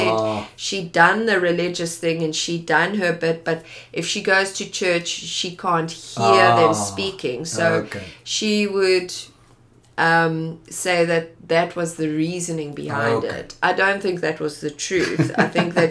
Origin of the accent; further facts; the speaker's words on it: Johannesburg, Gauteng, South Africa; also born or lived in Pretoria; I grew up in Johannesburg.